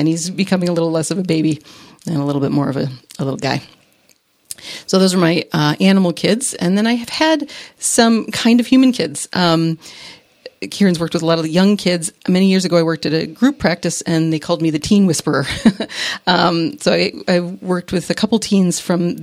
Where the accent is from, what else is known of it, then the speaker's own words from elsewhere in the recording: Michigan, United States; I grew up rurally in Michigan